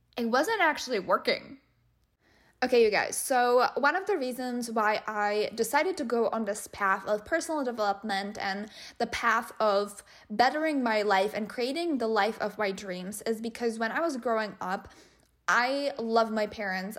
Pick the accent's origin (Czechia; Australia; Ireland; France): Czechia; moved away; we're obviously from the Czech Republic